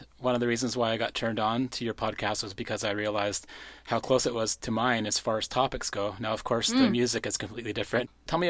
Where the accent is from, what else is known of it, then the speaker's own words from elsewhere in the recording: Powell River, British Columbia, Canada; my hometown radio station, CJMP, out of Pell River